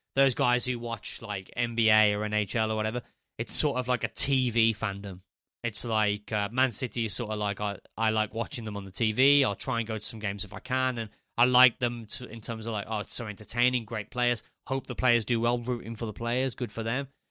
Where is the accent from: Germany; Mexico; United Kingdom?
United Kingdom; Walsall, West Midlands; moved away as an adult; also born or lived in Spain; Warsaw, which is my hometown club. I'm from Warsaw in the Black Country